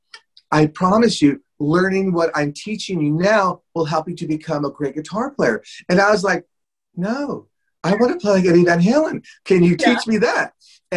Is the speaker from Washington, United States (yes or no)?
no; Los Angeles, California, United States; I grew up in Boyle Heights, which is East Los Angeles area